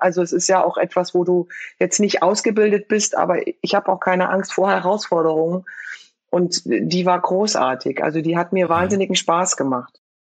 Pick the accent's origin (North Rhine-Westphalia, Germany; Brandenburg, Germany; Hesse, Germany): Hesse, Germany; Frankfurt; born or raised there